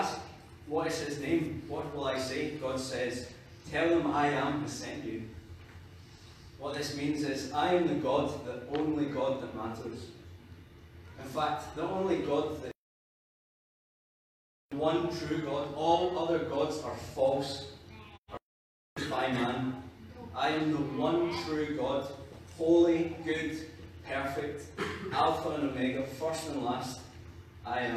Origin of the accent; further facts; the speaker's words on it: Scotland, United Kingdom; I'm Scottish, I'm a youth worker